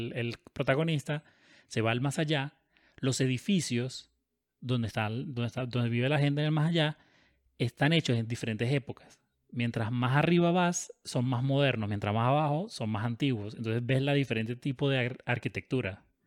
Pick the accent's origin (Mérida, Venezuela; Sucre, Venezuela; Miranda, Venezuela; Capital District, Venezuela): Capital District, Venezuela; Caracas; Yo me crié en Caracas